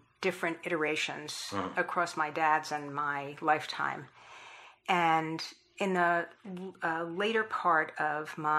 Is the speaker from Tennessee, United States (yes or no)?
no; Long Island, New York, United States; moved away as an adult; now in Washington, D.C., United States; I grew up on Long Island outside of New York City